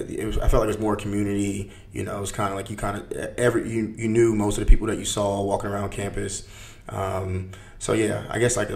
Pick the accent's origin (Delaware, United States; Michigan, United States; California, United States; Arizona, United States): Delaware, United States; Wilmington; I grew up right up in Wilmington, Delaware.